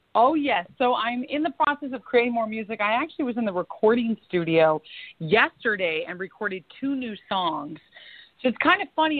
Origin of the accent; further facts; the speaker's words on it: Florida, United States; also born or lived in New York / Washington, D.C.; now in Los Angeles, United States; my hometown of Florida. I moved there as a kid and have a lot of family in Florida